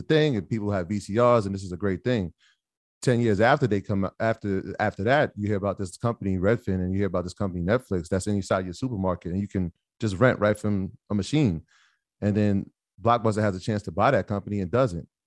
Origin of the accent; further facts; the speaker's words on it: Jamaica; I'm, I'm Jamaican